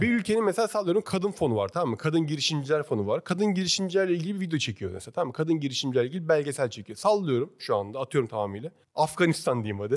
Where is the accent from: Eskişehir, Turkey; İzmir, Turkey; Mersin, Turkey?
İzmir, Turkey; moved away as an adult; now in Istanbul, Turkey; Ben doğma büyüme İzmir Karşıyaka'lıyım da baba tarafı Alanyalı